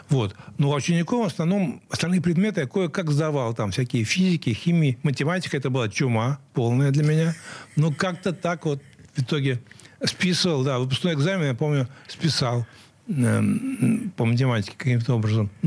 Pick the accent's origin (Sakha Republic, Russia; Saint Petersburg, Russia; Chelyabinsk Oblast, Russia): Saint Petersburg, Russia; Самая-самая юность прошла моя э, в Московском районе на улице Алтайской и дом 22, и это была школа, где я учился, средняя школа 429.